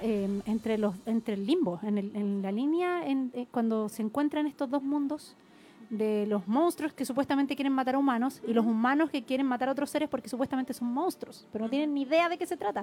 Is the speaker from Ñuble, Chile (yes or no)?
no; Santiago, Santiago Metropolitan Region, Chile; en mi adolescencia, digamos, acá en Santiago